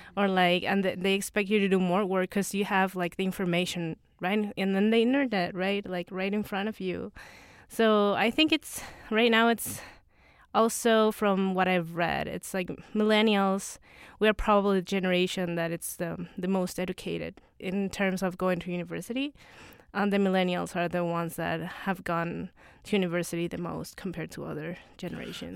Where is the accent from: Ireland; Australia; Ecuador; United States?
Ecuador; I am from Latin America